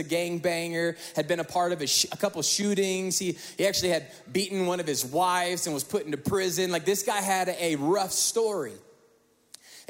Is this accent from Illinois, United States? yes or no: no; Northwest Indiana, United States; We grew up in the Midwest, Northwest Indiana.